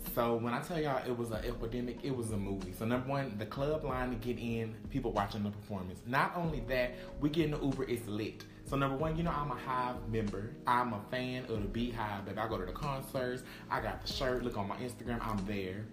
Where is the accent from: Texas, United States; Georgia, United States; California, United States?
Texas, United States; I'm from Texas